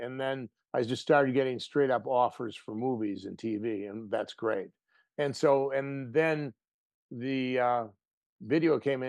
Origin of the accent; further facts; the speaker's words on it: Wisconsin, United States; born there; my dad said, let's open a hardware store in Wisconsin. So they went up there and had me and my sister